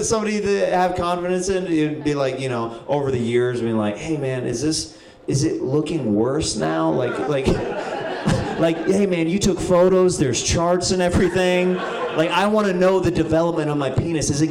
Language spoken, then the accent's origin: English; Kansas, United States; moved away; I moved away from Kansas